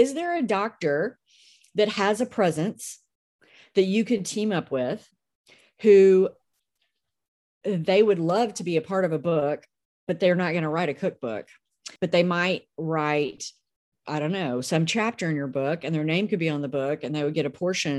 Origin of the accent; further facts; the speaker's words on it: Memphis, Tennessee, United States; I'm from Memphis